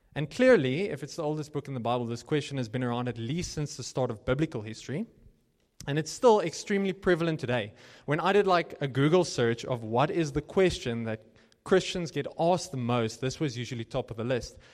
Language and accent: English; Cape Town, Western Cape, South Africa; moved away as an adult; now in Johannesburg, South Africa; when I came here from Cape Town